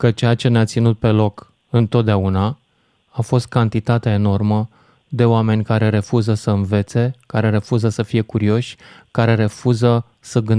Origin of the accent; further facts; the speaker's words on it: Romania; discriminați ca români, în situația în care am fost diferiți.